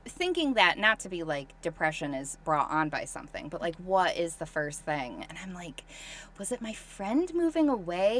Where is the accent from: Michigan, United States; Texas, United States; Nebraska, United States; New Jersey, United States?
Michigan, United States; I grew up in Michigan